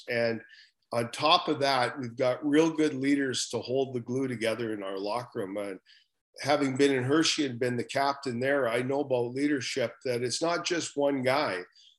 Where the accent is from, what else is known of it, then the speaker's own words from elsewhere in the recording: Prince George, British Columbia, Canada; Prince George is my hometown. All my family was still up in Prince George. My wife's from Prince George.